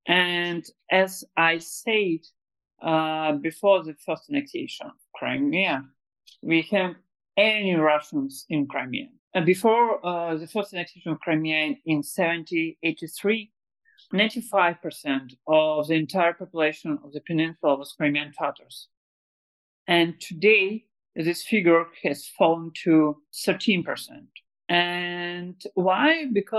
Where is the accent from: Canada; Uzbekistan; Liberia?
Uzbekistan; born there; my grandparents also were deported to Uzbekistan. That's why I was born in Uzbekistan also.